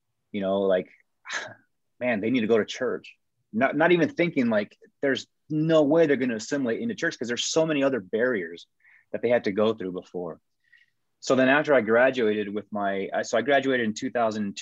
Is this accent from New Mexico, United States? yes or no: yes; Taos, New Mexico, United States; moved away; also born or lived in Memphis, Tennessee; growing up in Taos, New Mexico